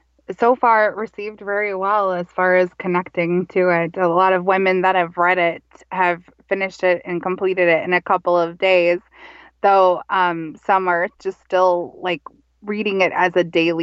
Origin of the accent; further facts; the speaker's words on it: Minnesota, United States; also born or lived in Montana / Colorado / Texas; Well, I am Minnesota born and raised, and I'm from a loving family, and I grew up in Minnesota, though I wasn't fully raised here in Minnesota. And I traveled a lot with my mother and my stepfather in, so I grew up also in Montana and Colorado and Texas.